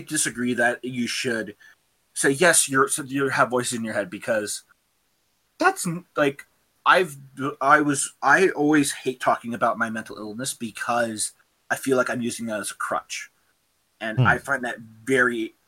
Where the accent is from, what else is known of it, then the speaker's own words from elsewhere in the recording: Alberta, Canada; I'm a Canadian, Alberta.